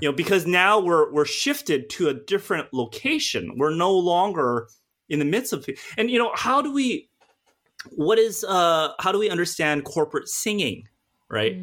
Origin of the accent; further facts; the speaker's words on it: United States; now in United Kingdom; I'm an American, you know, and living in the U K